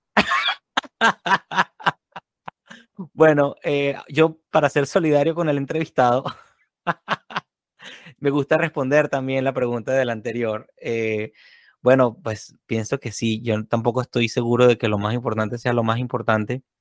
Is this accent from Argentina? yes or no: no; San Cristóbal, Táchira, Venezuela; now in Florida, United States; aquí en San Cristóbal, mi tierra natal en Venezuela